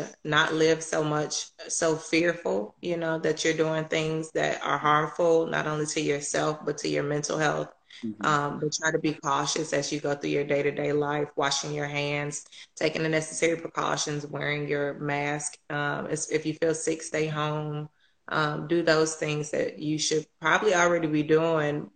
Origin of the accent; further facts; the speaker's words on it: Chicago, Illinois, United States; moved away; I'm originally from Chicago.